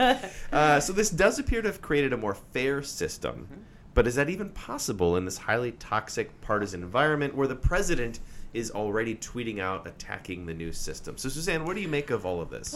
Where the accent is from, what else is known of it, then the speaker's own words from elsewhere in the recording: Wisconsin, United States; I'm from Wisconsin